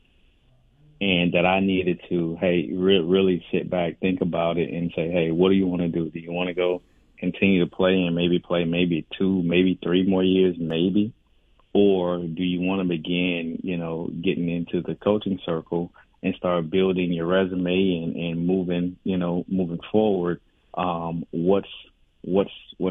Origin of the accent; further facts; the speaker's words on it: West Palm Beach, Florida, United States; moved away; I started coaching in my hometown of West Palm Beach